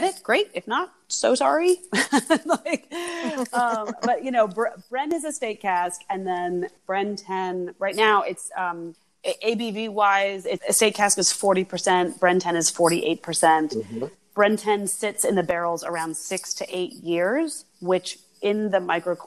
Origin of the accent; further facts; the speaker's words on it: United States; moved away; also born or lived in France; I am myself American